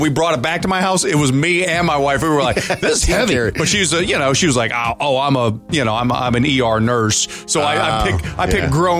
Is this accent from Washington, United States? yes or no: no; St. Louis, Missouri, United States; moved away; I drove through my old neighborhood where I grew up in St. Louis. You know, I spent 20 years of my life there